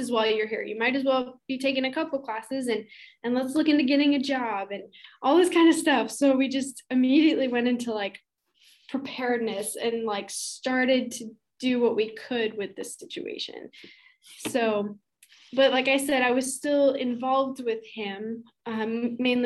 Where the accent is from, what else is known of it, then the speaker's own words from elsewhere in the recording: Utah, United States; moved away as an adult; also born or lived in Idaho; now in Maricopa, United States; I currently live in a little town called Maricopa. It's in Arizona. I'm originally from Utah and went to school in Idaho.